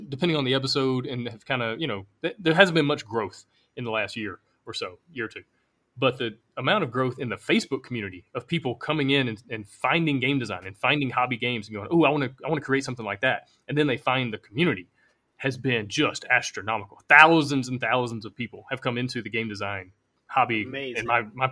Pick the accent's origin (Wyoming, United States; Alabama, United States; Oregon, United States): Alabama, United States; moved away as an adult; I'm from Alabama. You know, it's probably why I have this accent.